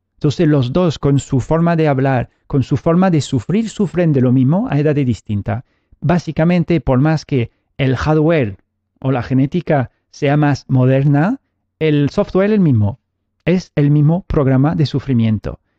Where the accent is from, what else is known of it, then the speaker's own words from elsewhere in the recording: France; now in Spain; Yo vengo, nací en Francia